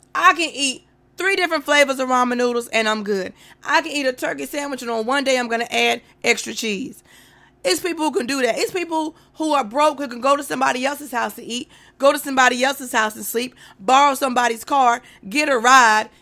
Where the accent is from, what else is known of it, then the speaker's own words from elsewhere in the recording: North Carolina, United States; I'm from North Carolina